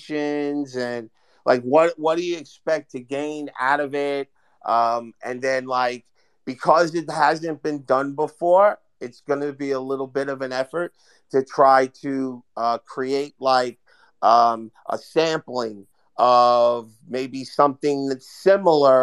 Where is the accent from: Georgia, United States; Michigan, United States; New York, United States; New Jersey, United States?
New Jersey, United States; Hoboken; I'm from Hoboken